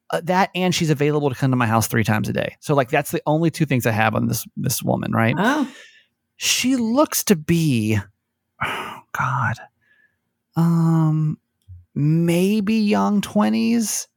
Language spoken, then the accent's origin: English; Georgia, United States; growing up in Georgia